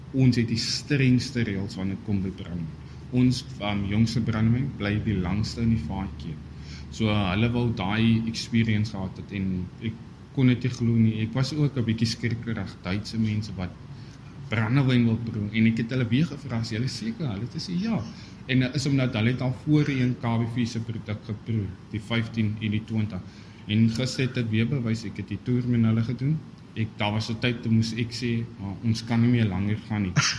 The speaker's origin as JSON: {"language": "Afrikaans", "country": "South Africa", "said": "ons as Suid-Afrikaners"}